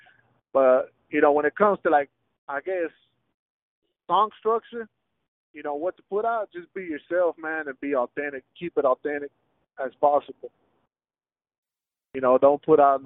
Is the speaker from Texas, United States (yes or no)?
yes; Houston, Texas, United States; first language Spanish; English is a second language; I grew up at the Heights area, bro. That's like maybe like, I want to say the center of Houston